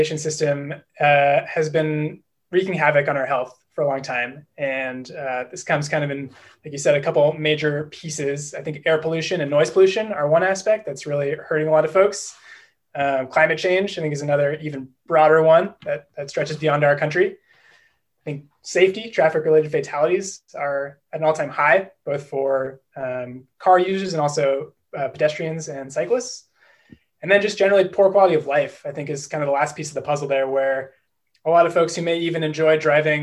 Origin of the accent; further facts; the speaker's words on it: Berkeley, California, United States; now in Boston, United States; I'm actually a California native, although I'm currently based in Boston. I'm originally from Berkeley